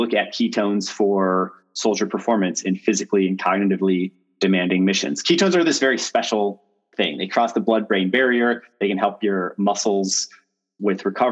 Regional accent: Chicago, Illinois, United States; moved away as an adult; also born or lived in Stanford, California; I am from Chicago originally.

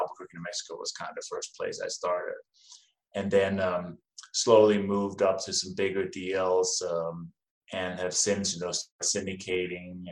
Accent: Denmark; now in United States; as you can probably hear from my name and my accent, I wasn't born in this country. I came from Denmark. I have been in the U.S. since 1996

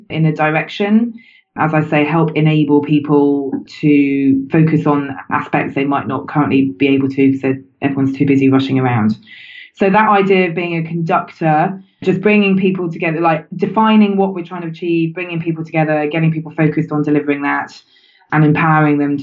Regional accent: United Kingdom; I'm British.

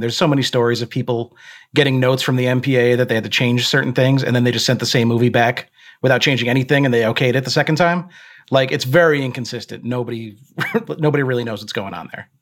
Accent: New York City, New York, United States; I grew up in Queens

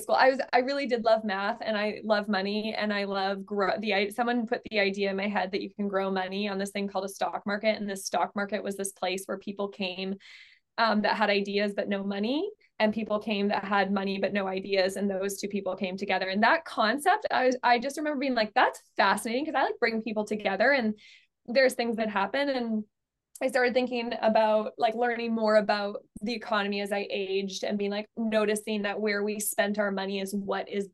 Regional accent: Alberta, Canada; I'm from Alberta, which is the energy capital of Canada

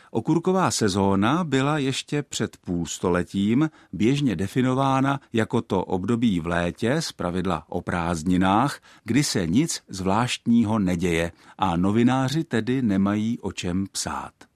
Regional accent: Czechia; my Češi

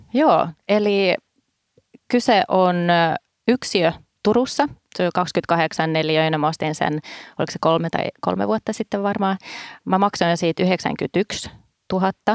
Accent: Stockholm, Stockholm County, Sweden; now in Finland; mä kun olen Tukholmassa kasvanut

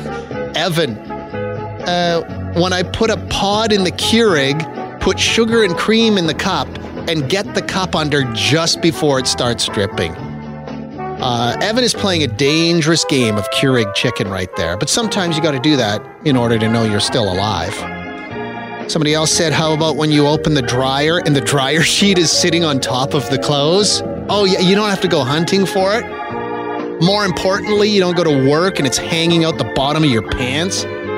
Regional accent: Quebec, Canada; I grew up in Quebec.

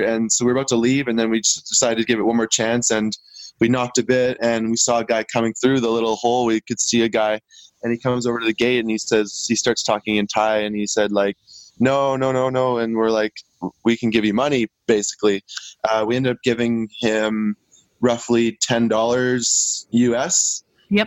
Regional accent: Vancouver Island, British Columbia, Canada; I'm from Vancouver Island and on in British Columbia

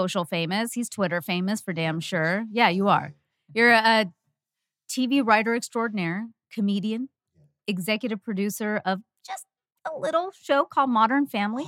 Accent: Canada; As a Canadian

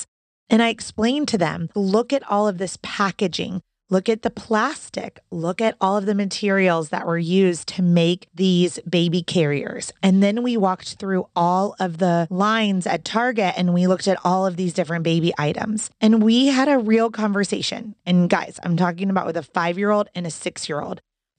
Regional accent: Orlando, Florida, United States; I know exactly where you are because I'm from Orlando, Florida.

